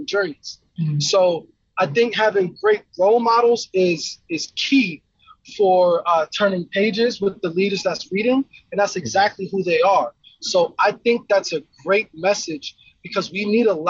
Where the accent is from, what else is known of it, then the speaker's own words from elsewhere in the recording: Yonkers, New York, United States; moved away as an adult; now in Idaho, United States; I grew up in Yonkers, New York